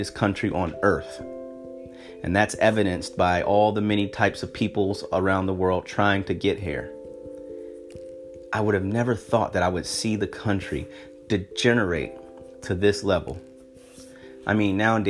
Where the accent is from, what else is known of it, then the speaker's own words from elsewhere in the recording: United States; I'm an American who happens to be black.